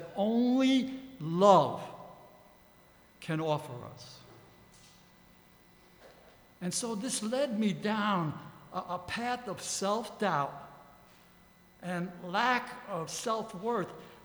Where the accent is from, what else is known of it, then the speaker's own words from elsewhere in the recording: New York City, New York, United States; As an adolescent growing up in the Bronx